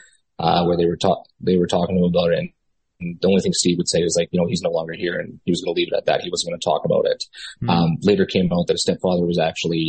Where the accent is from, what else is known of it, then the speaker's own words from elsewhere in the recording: Winnipeg, Manitoba, Canada; I'm from Winnipeg, Manitoba, Canada. We're literally the center of the country